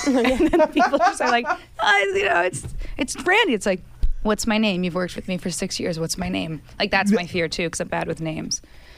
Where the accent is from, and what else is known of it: New Jersey, United States; born or raised there; moved away